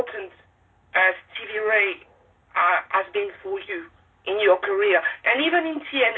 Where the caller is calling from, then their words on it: France; English is a second language; I'm calling you from France, and it's hot here.